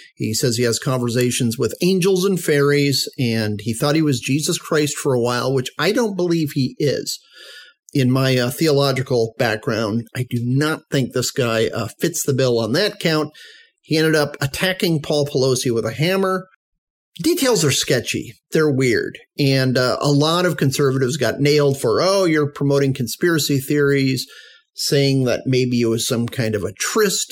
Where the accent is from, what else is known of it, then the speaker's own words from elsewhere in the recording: Arizona, United States; In Arizona, my home state